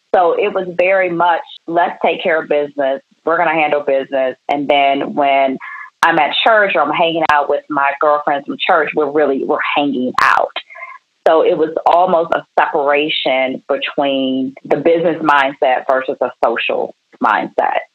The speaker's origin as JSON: {"language": "English", "area": "Prince George's County", "region": "Maryland", "country": "United States", "tie": "born or raised there", "also_born_or_lived": "Washington, D.C. / New York area / Baton Rouge, Louisiana", "said": "my parents moved to the southern part of Prince George's County when I was two years old."}